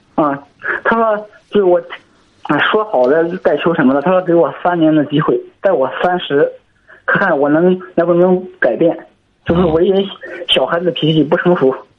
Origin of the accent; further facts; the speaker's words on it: Zhangqiu, Shandong, China; 我是山东庄丘的